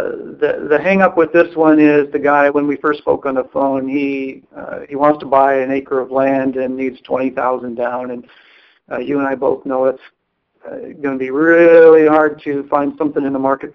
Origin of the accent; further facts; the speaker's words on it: Chicago, Illinois, United States; now in California, United States; I am from the Chicago area